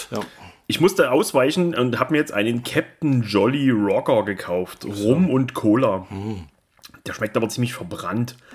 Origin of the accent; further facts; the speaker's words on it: Austria; Wir sind aus Österreich.